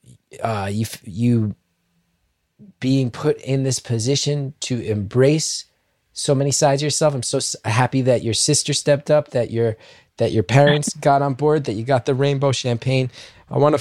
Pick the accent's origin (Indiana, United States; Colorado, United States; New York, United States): New York, United States; I grew up in New York where I remember Bernie Getz and the Central Park Five